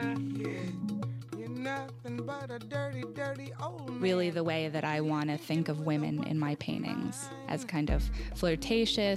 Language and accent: English; Austin, Texas, United States; I'm from Texas